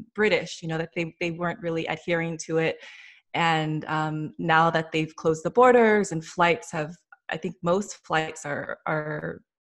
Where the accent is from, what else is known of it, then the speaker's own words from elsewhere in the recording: Los Angeles, California, United States; moved away; I'm from Los Angeles originally